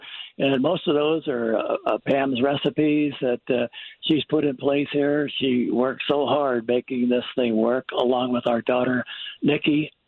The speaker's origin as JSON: {"language": "English", "region": "Missouri", "country": "United States"}